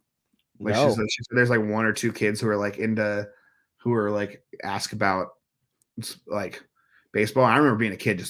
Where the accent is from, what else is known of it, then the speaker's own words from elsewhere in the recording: Dublin, California, United States; also born or lived in Oakland; I was born in Oakland, California, and then I moved to Dublin in the 90s when I was like two or three. And so that's about 20 minutes from Oakland. So, yeah, I grew up.